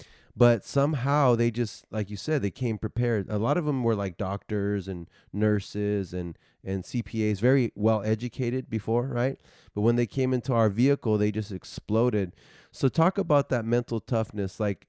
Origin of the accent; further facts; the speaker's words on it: United States; I grew up here in the United States